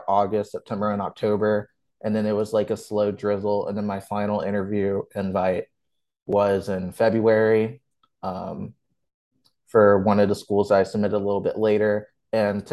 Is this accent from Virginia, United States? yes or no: yes; Virginia, United States; I was born and raised here